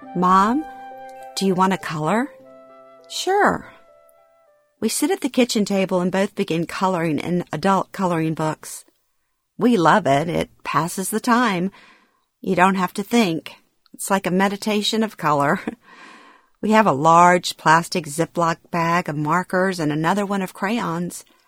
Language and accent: English; Louisiana, United States; moved away; moving back to my hometown in Louisiana after 36 years